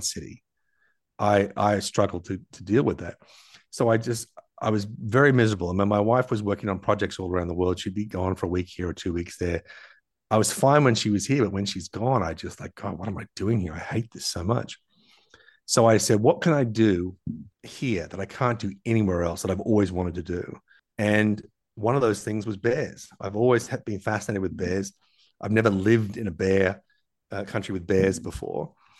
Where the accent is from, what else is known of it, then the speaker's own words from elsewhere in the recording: Tasmania, Australia; also born or lived in Los Angeles, United States; I'm from Tasmania, where Beautiful clear skies, clean rain, clear water.